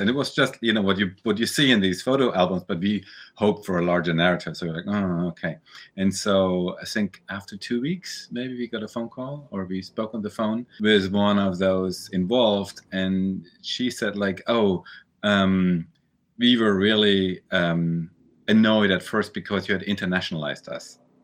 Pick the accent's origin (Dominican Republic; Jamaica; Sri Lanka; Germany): Germany; moved away as an adult; also born or lived in New York, United States; we grew up in Germany, we emigrated to the U S, we went back to Germany.